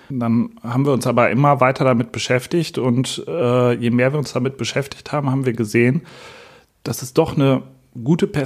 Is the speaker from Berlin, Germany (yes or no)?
no; Münster, North Rhine-Westphalia, Germany; ich bin 39 Jahre alt. Ich komme aus Münster